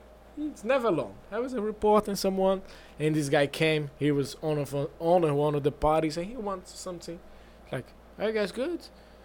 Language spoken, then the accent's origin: English; Niterói, Rio de Janeiro, Brazil; moved away; From Niterói. It's a city in Rio State, right beside Rio City. It's 15 minutes.